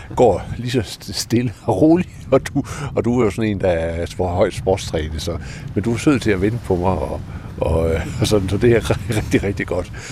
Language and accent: Danish; Denmark; jeg var dansker